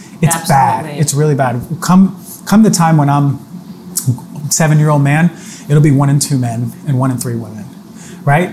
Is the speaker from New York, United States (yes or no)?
yes; New York, United States; I'm a New Yorker